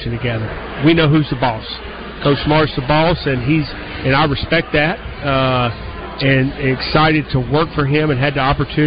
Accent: the South, United States; I grew up in the South

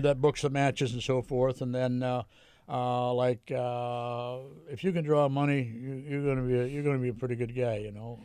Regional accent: Hamilton, Ontario, Canada; moved away; I decided to stay in in uh, in uh, in Hamilton

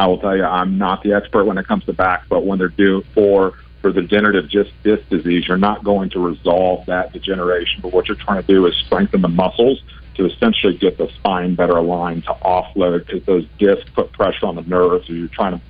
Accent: Memphis, Tennessee, United States; I'm from Memphis

